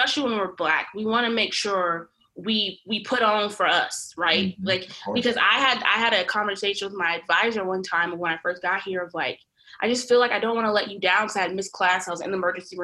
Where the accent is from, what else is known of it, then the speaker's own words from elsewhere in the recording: Fort Worth, Texas, United States; I'm from Fort Worth, Texas